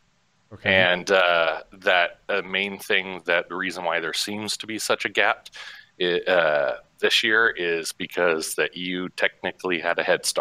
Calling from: Hutchinson, Kansas, United States; Central Kansas, Hutchinson.

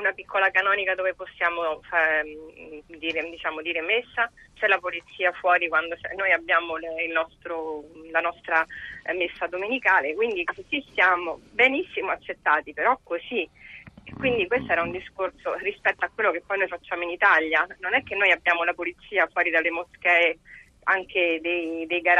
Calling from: Tunisia; Sì, allora, noi siamo qui da Mamet, la, la, comunità cristiana in Tunisia è molto ben ac

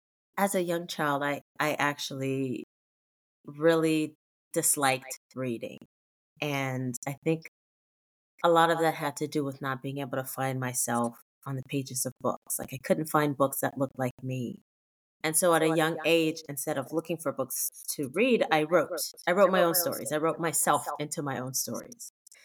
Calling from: Sacramento, California, United States; I am coming from Sacramento, California, where, you know, it's not actually like sunny and bright right now.

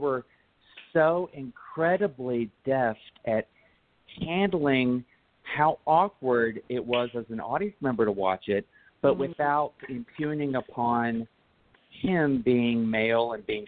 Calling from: Tempe, Arizona, United States; I'm calling from Tempe, Arizona

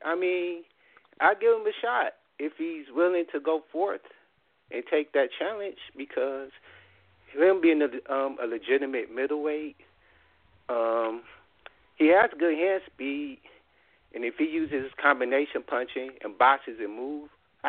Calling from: Detroit, Michigan, United States; I'm calling from Detroit. First off, D-Town, representing.

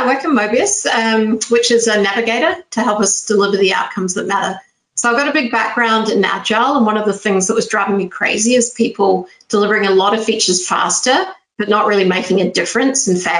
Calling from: Porto, Norte, Portugal; Porto in Portugal, so it's northern Portugal.

